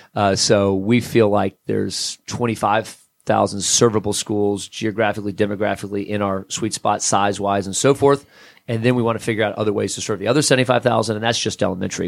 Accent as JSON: {"language": "English", "region": "South Florida", "country": "United States", "tie": "born or raised there", "moved": "yes", "lives_now": "Atlanta, United States", "said": "I grew up in South Florida originally"}